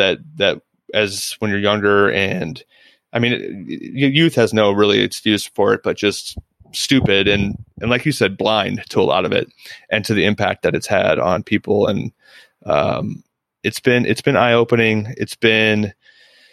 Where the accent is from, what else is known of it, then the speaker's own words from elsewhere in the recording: Central Illinois, United States; moved away; I'm from Central Illinois, which is a very rural, borderline hillbilly part of Illinois, for lack of a better term. And I grew up with kids and families who were racist